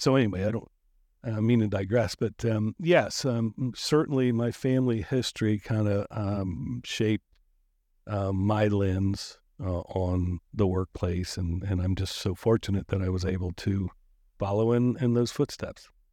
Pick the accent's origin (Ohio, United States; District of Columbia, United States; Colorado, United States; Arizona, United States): Ohio, United States; Marion; moved away; also born or lived in Cincinnati; my time started actually in Marion, Ohio. My hometown, not my birth town, but my hometown